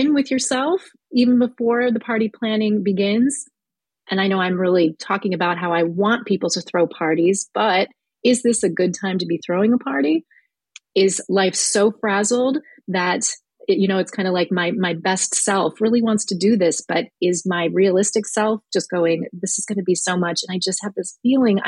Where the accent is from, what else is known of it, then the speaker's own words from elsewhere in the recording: Midwest, United States; I'm from the Midwest